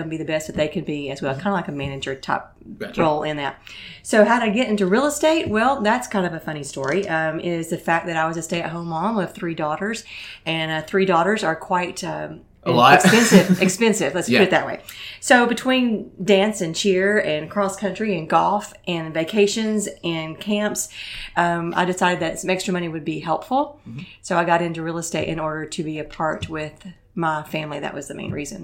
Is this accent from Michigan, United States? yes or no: no; Algood, Tennessee, United States; also born or lived in Putnam County, Tennessee; I was raised in the Allgood area